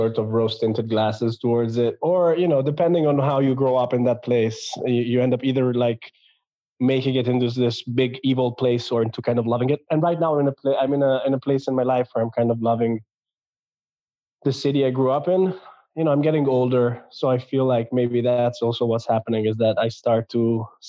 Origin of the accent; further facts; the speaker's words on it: Milan, Lombardy, Italy; also born or lived in England / United States; I was born in Milan, in northern Italy, and I'm currently living in Milan.